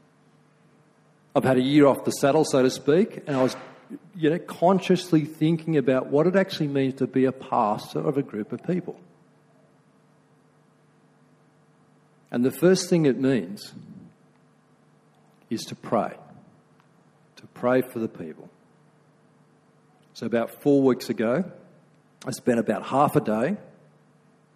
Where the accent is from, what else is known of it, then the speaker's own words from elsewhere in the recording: Australia; I'm being very Aussie